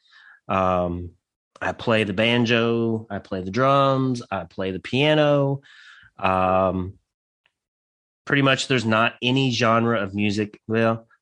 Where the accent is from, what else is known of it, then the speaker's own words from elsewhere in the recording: Santa Claus, Indiana, United States; now in Western Kentucky, United States; I grew up in Southern Indiana. Actually in a little town called Santa Claus, Indiana